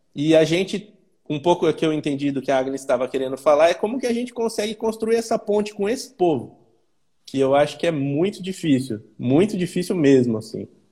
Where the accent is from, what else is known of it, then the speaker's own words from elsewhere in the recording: Campinas, São Paulo, Brazil; eu sou de Campinas, São Paulo